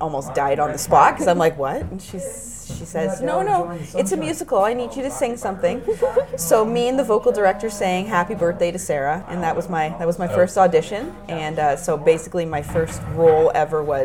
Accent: Markham, Ontario, Canada; I grew up in Markham

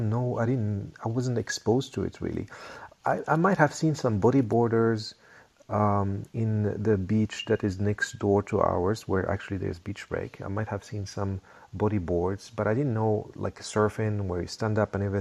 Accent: Rabat, Rabat-Salé-Kénitra, Morocco; I grew up there in Rabat, the capital of Morocco

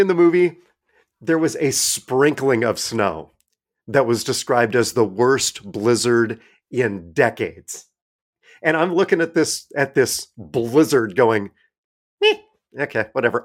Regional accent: Iowa Falls, Iowa, United States; Iowa Falls, which is where I grew up

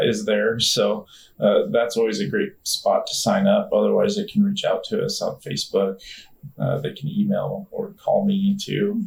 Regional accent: Nebraska, United States; born or raised there; also born or lived in DeKalb, Illinois

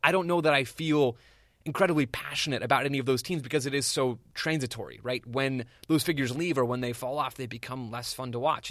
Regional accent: Phoenix, Arizona, United States; I'm, I'm an Arizona guy, born and raised here. I'm recording from Phoenix right now

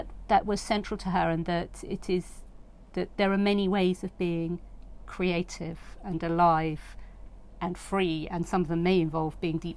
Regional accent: New York, United States; I grew up in Rockland County in the in the state of New York

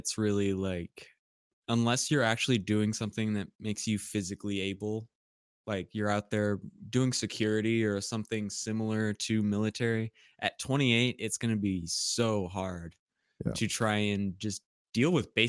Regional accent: Pacific Northwest, United States; No, we are from Pacific Northwest.

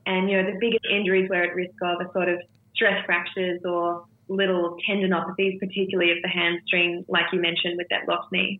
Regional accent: Melbourne, Victoria, Australia; my hometown in Melbourne

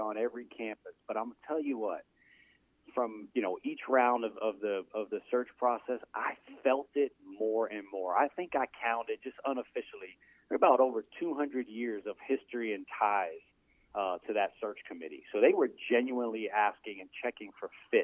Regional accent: New York, United States; moved away as an adult; being a New Yorker

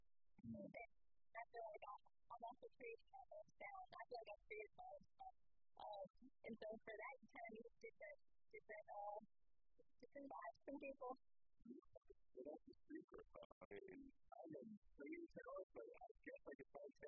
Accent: California, United States; also born or lived in Alabama; now in Nashville, United States; I grew up in California, and about 30 years ago, I moved to Nashville

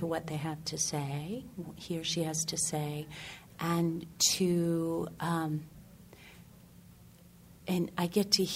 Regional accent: Maine, United States; I'm from Maine

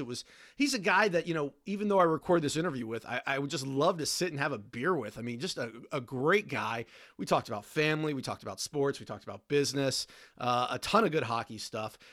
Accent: Washington, District of Columbia, United States; I grew up in Washington, D C

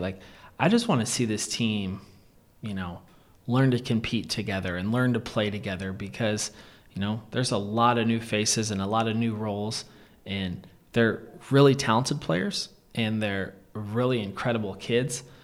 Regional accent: Wahoo, Nebraska, United States; also born or lived in Lincoln, Nebraska; And then my whole family actually moved out to Wahoo

